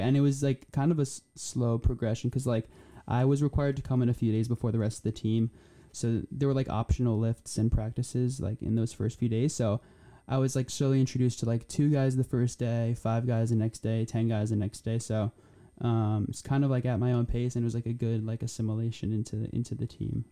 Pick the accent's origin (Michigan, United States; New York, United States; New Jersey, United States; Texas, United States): New Jersey, United States; also born or lived in Poland; I'm from New Jersey